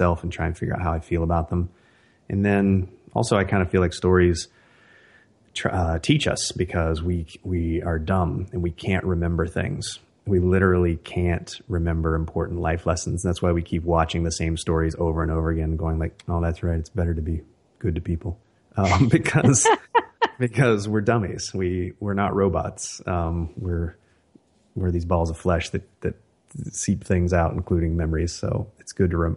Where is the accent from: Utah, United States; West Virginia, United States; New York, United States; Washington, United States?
West Virginia, United States; now in California, United States; I live in California now and have for quite some time, but I grew up in West Virginia